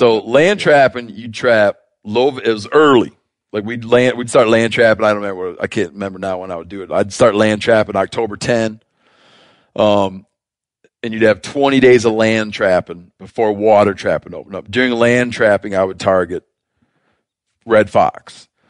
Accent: Michigan, United States; So I grew up trapping in Michigan.

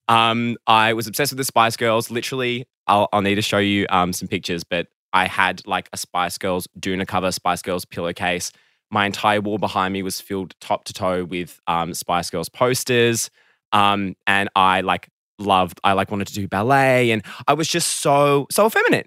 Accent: Melbourne, Victoria, Australia; I grew up in Melbourne, south of Melbourne, kind of close to the beach

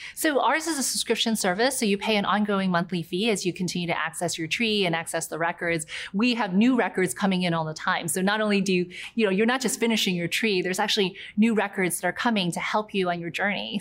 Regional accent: near Charleston, South Carolina, United States; also born or lived in New York / Guangzhou (ancestry); when I was six, I moved to a small town in near Charleston, South Carolina.

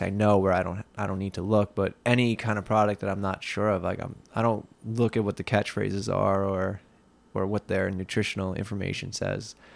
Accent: Long Island, New York, United States; I grew up in Leathertown, which is about About twenty minutes west of here, where we are right now in Lindenhurst.

